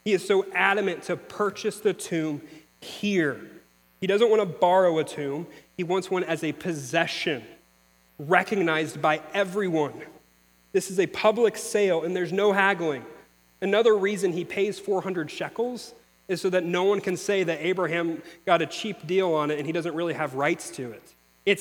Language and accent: English; Missouri, United States; moved away; I'm from Missouri